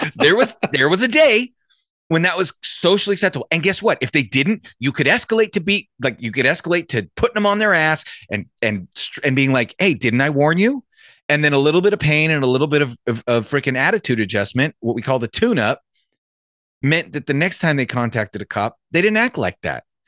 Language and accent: English; Santa Clarita, California, United States; I grew up in Santa Clarita